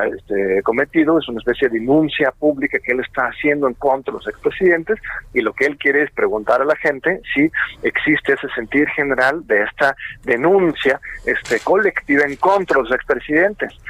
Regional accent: Mexico; como, pueblo mexicano

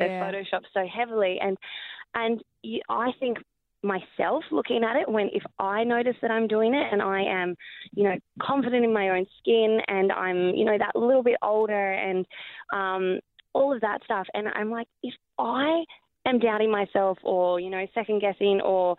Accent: Wagga Wagga, New South Wales, Australia; also born or lived in Holbrook / Bendigo; Yeah, and Holbrook and Baxmarsh and Bendigo, but originally Wagga. So a lot of country towns.

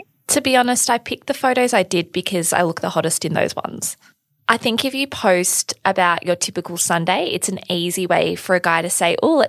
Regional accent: Coogee, New South Wales, Australia; So mine says 25, 5'7", I'm from Coogee

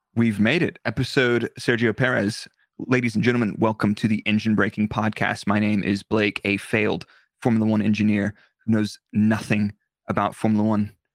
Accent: United States; being an American

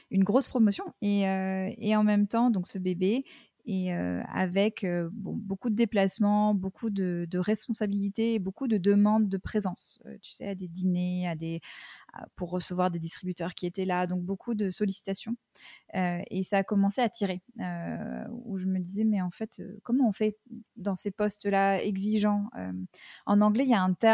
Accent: United States; j'ai passé une bonne partie de mon enfance aux États-Unis et que ça, ça a beaucoup marqué ma, façon d'appréhender tout un tas de choses.

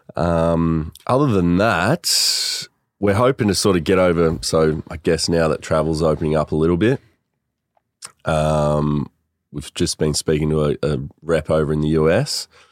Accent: Melbourne, Victoria, Australia; also born or lived in Sydney, Australia; grew up in Sandringham. So I was born in Sydney, actually. Born up there. Dad was up there for work just for a year, and then came down here. Um, grew up in Sandy

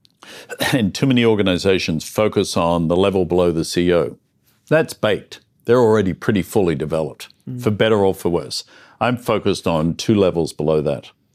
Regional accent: Melbourne, Victoria, Australia; moved away; I'm an Australian guy who grew up in the suburbs of Melbourne

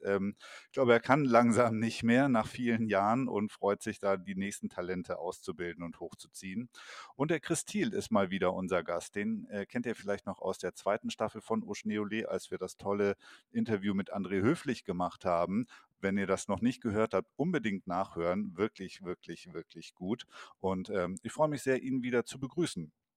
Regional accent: Allgäu, Bavaria, Germany; am Riedberger Horn im schönen Allgäu, meine Heimat

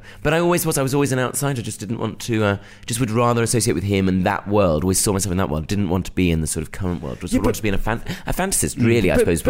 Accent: Bromley, London, United Kingdom; I'm from Bromley. Oh, yes.

